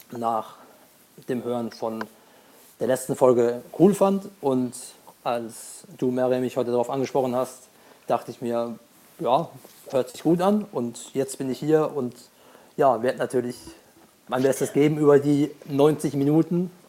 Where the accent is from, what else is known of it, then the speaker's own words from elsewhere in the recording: Heidelberg, Baden-Württemberg, Germany; bin 23 Jahre alt, komme aus Heidelberg in Baden-Württemberg